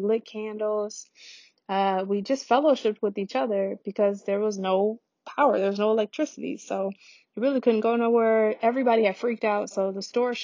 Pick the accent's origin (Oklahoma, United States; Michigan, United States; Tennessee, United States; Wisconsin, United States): Michigan, United States; Detroit; my hometown in Detroit